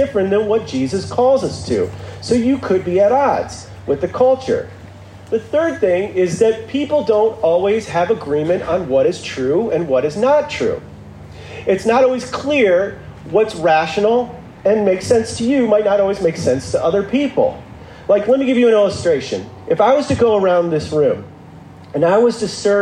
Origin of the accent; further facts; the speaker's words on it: Midwest, United States; now in Santa Monica, United States; I am in Santa Monica, but I was raised in the Midwest.